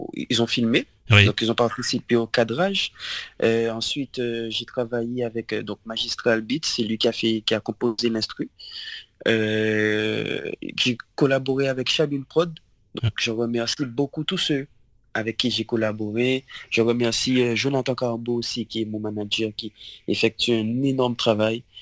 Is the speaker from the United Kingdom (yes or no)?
no; Le Gosier, Guadeloupe; Alors j'ai grandi en Guadeloupe. Euh, au Gosier. Et euh, ouais, j'ai toujours vécu au Gosier, moi, en Guadeloupe.